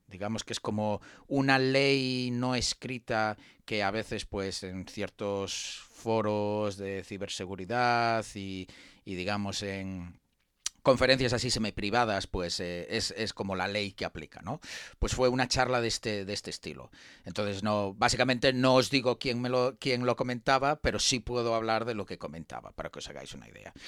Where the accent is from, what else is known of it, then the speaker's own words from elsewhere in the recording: Spain; los que somos españoles